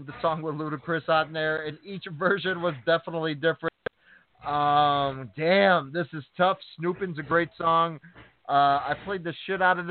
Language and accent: English; Chicago, Illinois, United States; I'm from Chicago